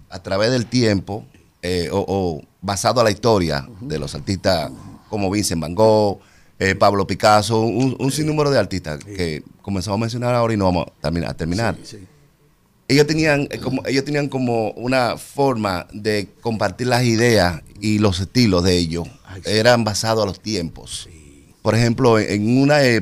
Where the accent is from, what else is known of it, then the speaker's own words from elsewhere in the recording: Santo Domingo, Distrito Nacional, Dominican Republic; De Santo Domingo.